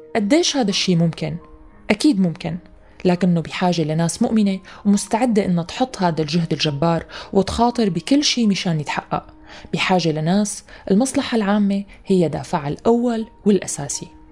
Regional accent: Syria; نحن كسوريين

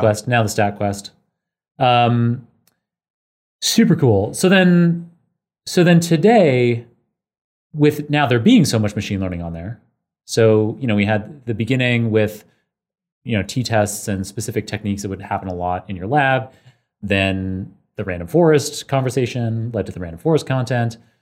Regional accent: Canada; moved away as an adult; also born or lived in Oxford; I grew up in Canada

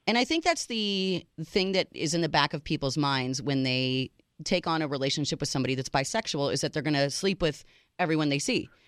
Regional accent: United States; I am the American

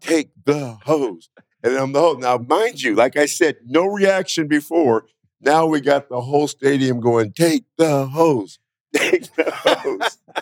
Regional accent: Northern California, United States; moved away as an adult; now in Las Vegas, United States; I'm from Northern California.

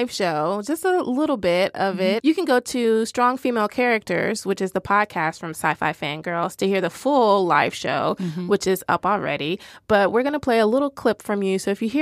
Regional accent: the South, United States; I'm from the South

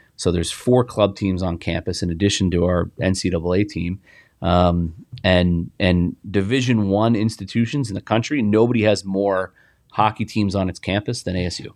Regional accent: Indianapolis, Indiana, United States; I played on a great team growing up in Indianapolis

